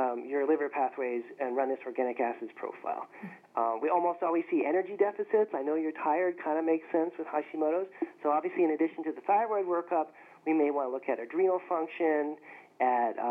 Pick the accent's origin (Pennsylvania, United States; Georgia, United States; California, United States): California, United States; Berkeley; I grew up in Berkeley, California